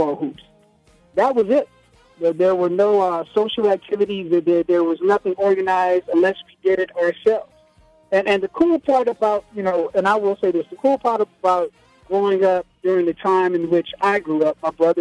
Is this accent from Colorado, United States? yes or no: no; Los Angeles, California, United States; also born or lived in Compton; I grew up in Watts